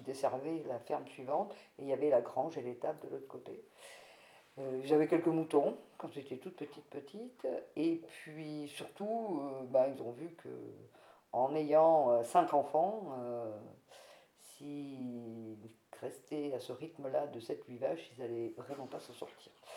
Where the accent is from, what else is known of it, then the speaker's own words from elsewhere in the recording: Mauriac, Auvergne-Rhône-Alpes, France; also born or lived in Chalvignac; je suis née à Trébiac, commune de Mauriac, dans une famille de tout petits paysans